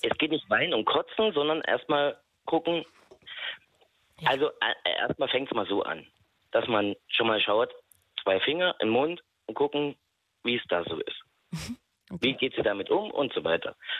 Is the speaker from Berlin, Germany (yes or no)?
no; Bautzen, Saxony, Germany; Ich komme aus Sachsen, äh, aus Bautzen